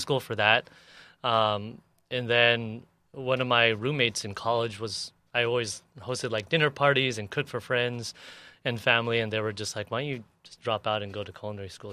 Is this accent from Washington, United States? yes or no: no; National City, California, United States; also born or lived in San Ysidro / Paradise Hills; I grew up in National City.